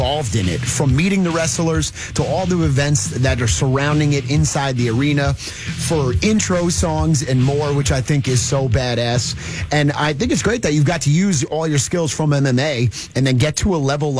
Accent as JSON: {"language": "English", "town": "Edison", "region": "New Jersey", "country": "United States", "tie": "born or raised there", "moved": "yes", "lives_now": "Illinois, United States", "said": "I'm born and bred in Jersey, ended up in Illinois"}